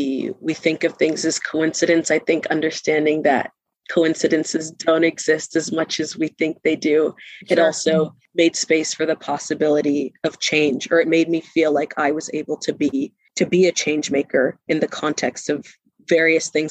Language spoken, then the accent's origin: English; Bermuda; moved away as an adult; I'm from Bermuda